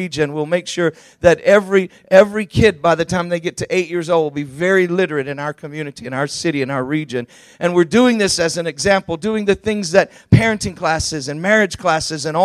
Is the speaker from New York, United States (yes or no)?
no; Georgia, United States; I'm from Georgia.